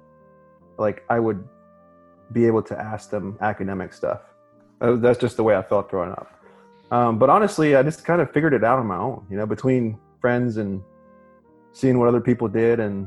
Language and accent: English; Alabama, United States; moved away as an adult; now in Texas, United States; I was born and raised in Alabama, went to college in Alabama, med school in Alabama, residency in Alabama. I'm doing fellowship here in Texas